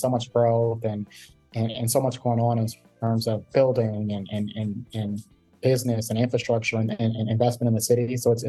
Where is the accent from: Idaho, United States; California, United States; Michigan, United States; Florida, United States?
Michigan, United States; Detroit; Born and raised in Metro Detroit and, you know, stayed here through college, went to the University of Michigan. So I've been a Michigander my entire life.